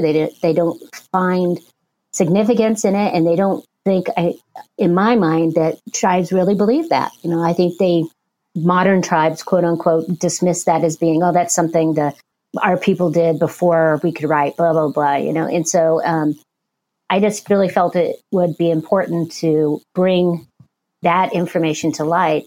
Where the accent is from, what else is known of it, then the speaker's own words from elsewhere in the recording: Porterville, California, United States; I was born and raised in Porterville